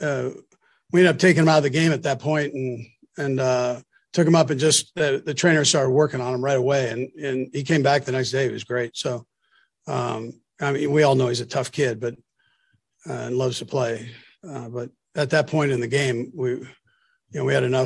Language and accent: English; California, United States; moved away; California guy, I'm from California.